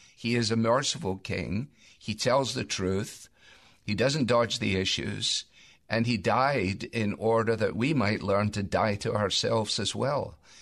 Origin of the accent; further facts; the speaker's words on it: Scotland, United Kingdom; I say that as a Scot